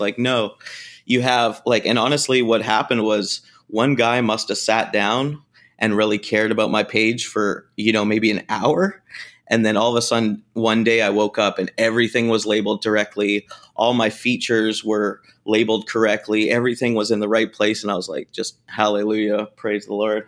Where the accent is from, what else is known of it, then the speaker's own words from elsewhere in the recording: Canada; moved away; Growing up in Canada, we didn't really have much taco culture at all